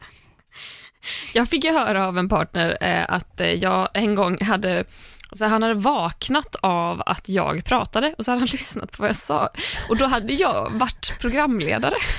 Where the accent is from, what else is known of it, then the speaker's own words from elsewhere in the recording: Landvetter, Västra Götaland, Sweden; från Landvetter, där jag är uppvuxen